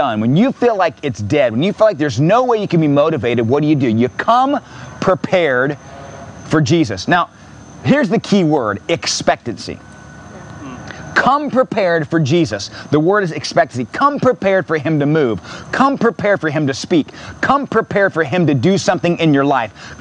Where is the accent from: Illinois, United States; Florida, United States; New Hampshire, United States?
Florida, United States; Merritt Island; I grew up in Merritt Island, Cocoa Beach area